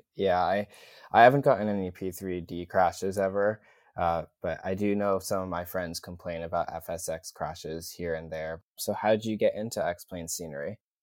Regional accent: New York City, New York, United States; my hometown airport is pretty much LaGuardia

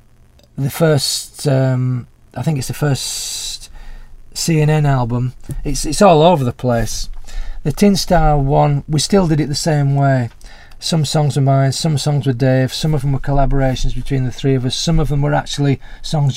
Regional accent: Huddersfield, Yorkshire and the Humber, United Kingdom; my hometown in Huddersfield

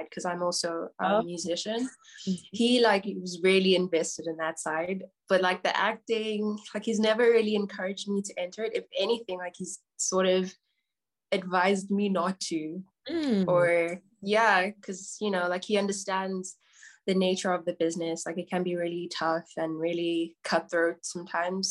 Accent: Johannesburg, Gauteng, South Africa; I'm from South Africa, Johannesburg specifically. I grew up in Johannesburg, was born in Johannesburg.

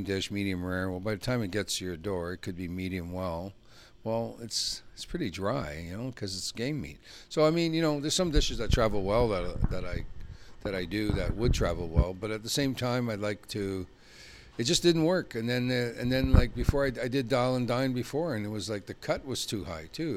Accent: Peace River Country, Alberta, Canada; I'm originally from Peace River Country. I was born in Falaire, born up north, Peace River Country, McClellan

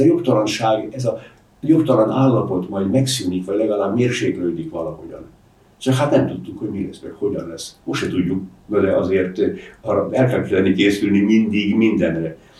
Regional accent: Zemplén, Košice Region, Slovakia; first language Hungarian; moved away; én Zemplénből származom, a Latorca és a Laborc folyók találkozásánál van az én szülőfalum

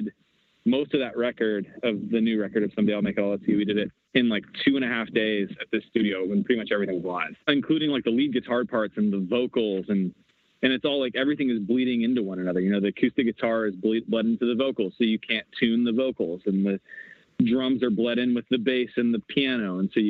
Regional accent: Washington, United States; So I grew up in the Pacific Northwest, like up in Washington State.

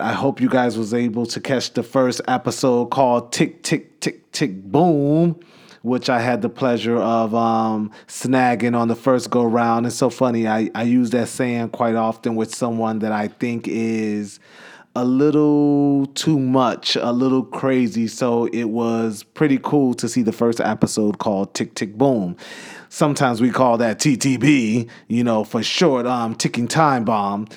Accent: Chicago, Illinois, United States; my hometown

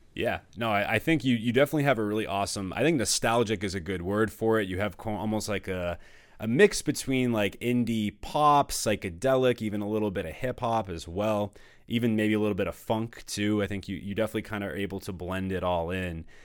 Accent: Danvers, Massachusetts, United States; I grew up in Danvers

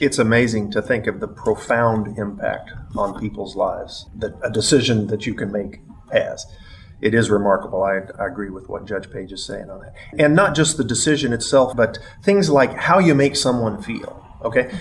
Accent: Missouri, United States; as a Missourian, as an American

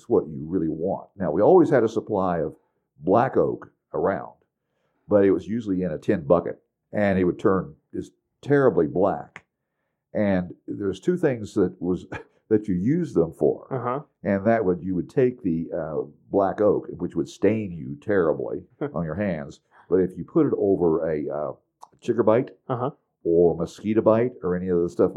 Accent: Indiana, United States; When we was growing up in Indiana from age 6 on

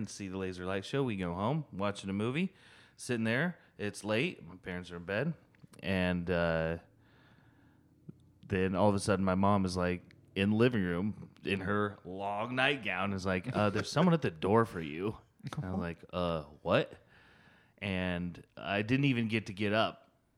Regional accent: Iowa, United States; now in Pittsburgh, United States; in Iowa, we have lots of space like you guys do, but we like use it

